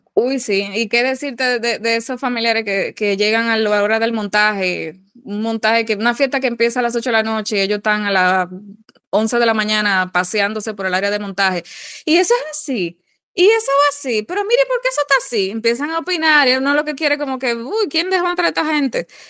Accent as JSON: {"language": "Spanish", "country": "Dominican Republic", "said": "uno mismo como dominicano"}